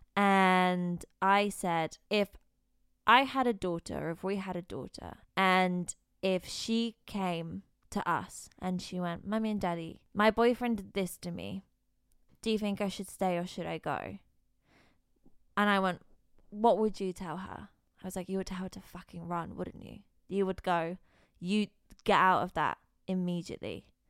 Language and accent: English; Bristol, South West England, United Kingdom; moved away as an adult; now in London, United Kingdom; I grew up in Bristol